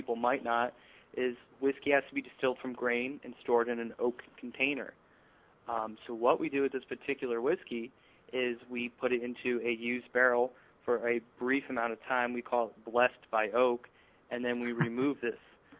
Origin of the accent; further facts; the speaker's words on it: Pennsylvania, United States; now in New York, United States; I'm originally from Pennsylvania